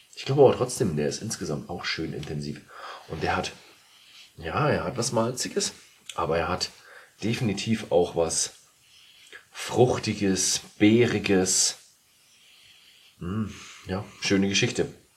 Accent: Bavaria, Germany; Ich als Bayer

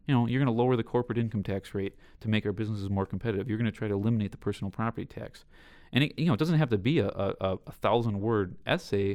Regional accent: Southeast Wisconsin, United States; growing up in Southeast Wisconsin

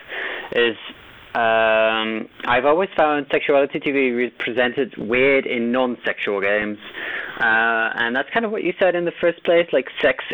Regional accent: Netherlands; I'm from the Netherlands.

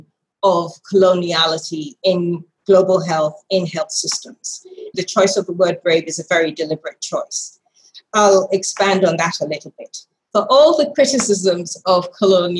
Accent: Greater Accra, Ghana; moved away; I am Ghanaian. I'm a Ga woman, as they say, and very proudly so. I have fond memories of a childhood constantly annoying my grandmother

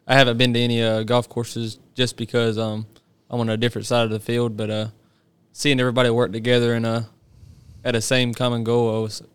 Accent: Green Sea, South Carolina, United States; I'm from Green Sea, South Carolina. I grew up on a turf farm.

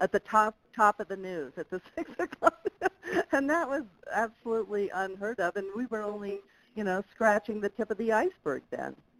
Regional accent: Las Vegas, Nevada, United States; moved away; I grew up in Las Vegas, Nevada

